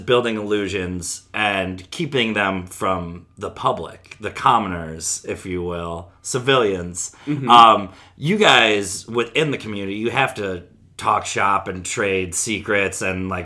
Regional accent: outside of Chicago, Illinois, United States; moved away as an adult; now in Los Angeles, United States; I grew up outside of Chicago, but I never like lived in the Loop or downtown

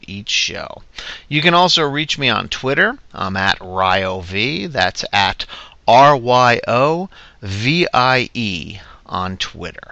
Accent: New Jersey, United States; my home state, New Jersey.

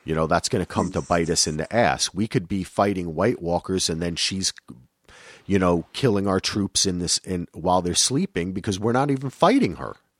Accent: New Jersey, United States; I'm from New Jersey, so I pronounce it Alara

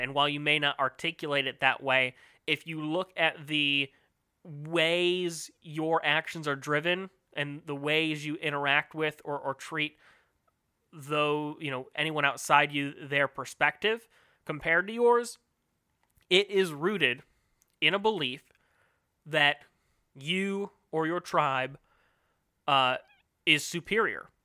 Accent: United States; as an American, especially living in the greatest planet on Earth, the U S

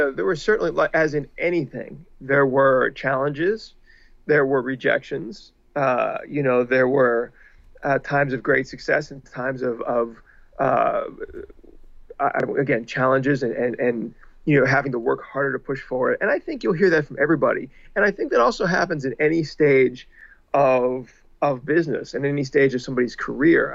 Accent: Pittsburgh, Pennsylvania, United States; now in Los Angeles, United States; I grew up in Pittsburgh, and once I moved to Los Angeles

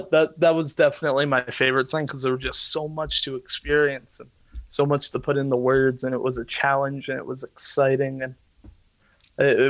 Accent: New Hampshire, United States; I'm from New Hampshire

